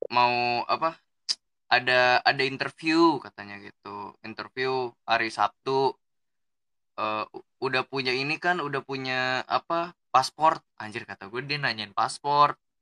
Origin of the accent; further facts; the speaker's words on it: Bekasi, West Java, Indonesia; also born or lived in Sukabumi / Jakarta; now in Tangerang, Indonesia; Betawi aja soalnya kan emang gue lahir di Bekasi